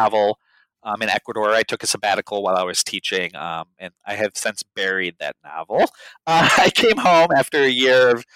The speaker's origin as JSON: {"language": "English", "town": "Chicago", "region": "Illinois", "country": "United States", "tie": "born or raised there", "said": "I'd spent a lot of my life growing up in Chicago"}